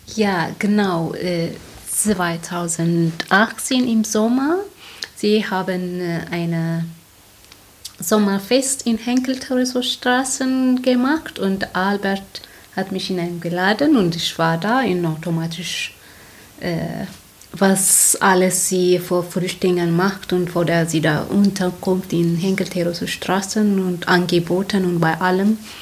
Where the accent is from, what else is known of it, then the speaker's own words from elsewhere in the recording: Eritrea; German is a second language; also born or lived in Sweden; now in Heidelberg, Germany; Ich komme aus Eritrea